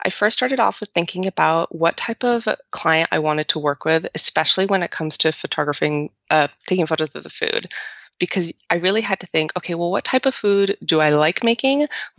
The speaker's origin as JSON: {"language": "English", "region": "Romandy", "country": "Switzerland", "said": "So I'm actually from the French. So nice and confusing as well. Switzerland has like three areas, Italian, French, and German. I'm from the French part"}